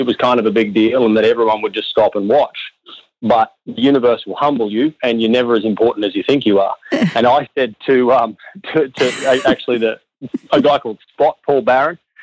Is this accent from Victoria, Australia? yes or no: no; Brisbane, Queensland, Australia; I grew up in Brisbane